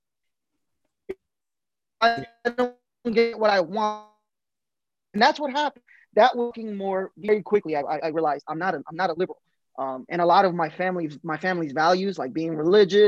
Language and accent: English; Paterson, New Jersey, United States; moved away as an adult; now in Killeen, United States; growing up in Paterson, New Jersey, it's very liberal